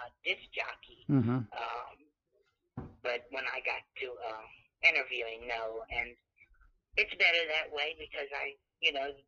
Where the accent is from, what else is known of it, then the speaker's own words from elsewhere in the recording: Denham Springs, Louisiana, United States; also born or lived in Buras, Louisiana; now in Mississippi, United States; we moved to Denham Springs, Louisiana, and we stayed there until 2016